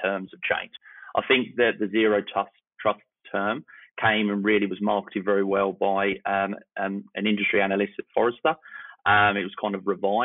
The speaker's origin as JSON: {"language": "English", "town": "Eastbourne", "region": "South East England", "country": "United Kingdom", "tie": "born or raised there", "said": "I started my career over about 20 years ago back in my hometown in Eastbourne, the UK"}